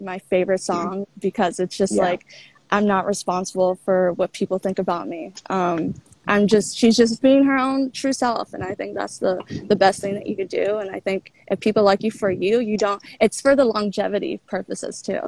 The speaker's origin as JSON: {"language": "English", "town": "Washington", "region": "District of Columbia", "country": "United States", "moved": "as an adult", "lives_now": "New York City, United States", "said": "I'm from DC, the DC area, which is where I'm at right now. But I live in New York City. I've been living there for 7 years"}